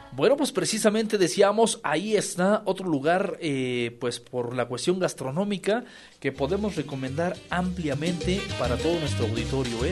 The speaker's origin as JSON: {"language": "Spanish", "country": "Mexico", "said": "somos mexicanos"}